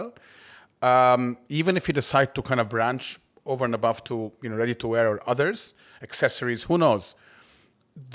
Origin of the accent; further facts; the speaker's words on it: Cairo, Cairo Governorate, Egypt; I know what it's like to grow up in Cairo